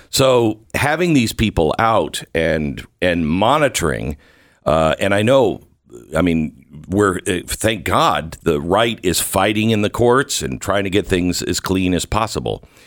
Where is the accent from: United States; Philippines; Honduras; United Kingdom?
United States; Pacific Northwest; I grew up in the Pacific Northwest.